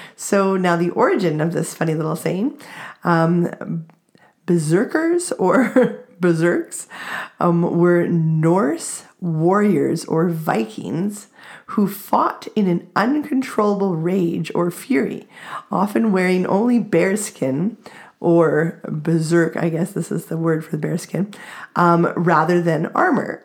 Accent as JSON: {"language": "English", "country": "Canada"}